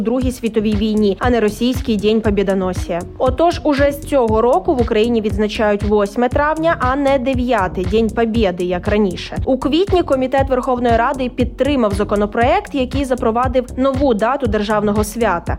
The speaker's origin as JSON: {"language": "Ukrainian", "country": "Ukraine", "said": "Ми з України"}